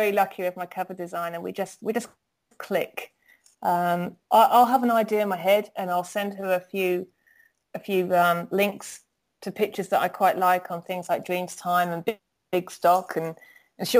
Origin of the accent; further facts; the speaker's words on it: United Kingdom; I'm a Brit, you know, I use English, not American English